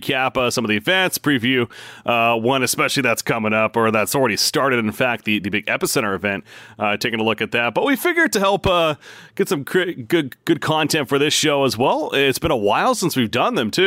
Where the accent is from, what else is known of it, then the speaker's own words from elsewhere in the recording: West Coast, United States; I'm from the West Coast myself as well.